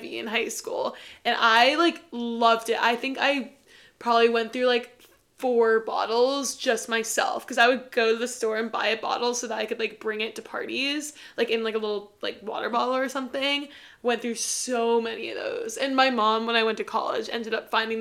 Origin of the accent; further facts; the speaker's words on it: New York, United States; growing up in New York